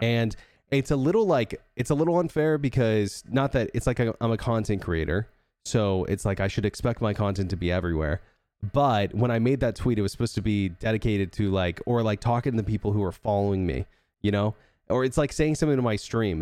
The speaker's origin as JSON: {"language": "English", "region": "Texas", "country": "United States"}